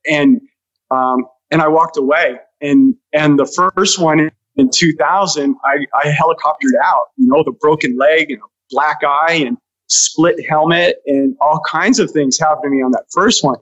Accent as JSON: {"language": "English", "town": "Los Angeles", "region": "California", "country": "United States", "tie": "born or raised there", "said": "I grew up in the San Fernando Valley"}